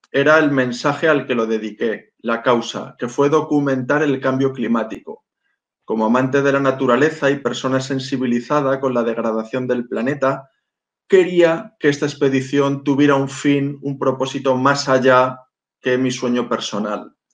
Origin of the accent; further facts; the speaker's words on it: Málaga, Andalusia, Spain; born there; Nací en Málaga, soy hijo de marino, he vivido eh, a lo largo de mi vida en más de 20 lugares diferentes